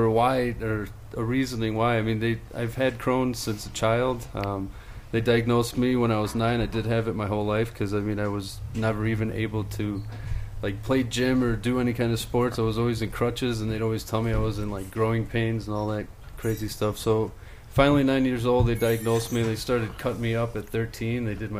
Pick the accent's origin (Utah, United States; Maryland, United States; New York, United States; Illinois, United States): Illinois, United States; Chicago; also born or lived in Greece; I'm from Chicago.